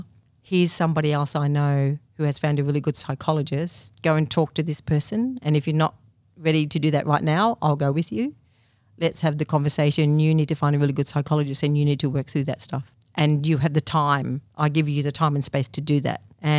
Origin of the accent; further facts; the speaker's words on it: Thornton, Victoria, Australia; in Thornton, which is a small country town near Lake Eildon.